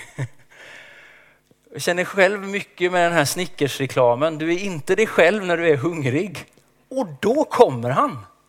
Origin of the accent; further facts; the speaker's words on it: Småland, Sweden; Jag är uppväxt i skogen i Småland